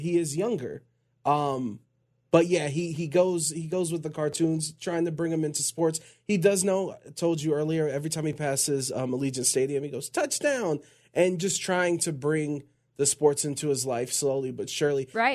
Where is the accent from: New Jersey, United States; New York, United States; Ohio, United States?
Ohio, United States; Cleveland; I'm from Cleveland